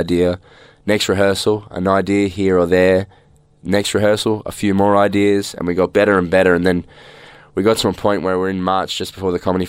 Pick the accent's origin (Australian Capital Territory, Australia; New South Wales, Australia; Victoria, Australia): Victoria, Australia; Melbourne; also born or lived in Ballarat; I'm from Melbourne. I grew up in Heidelberg, which is in the northeast suburbs.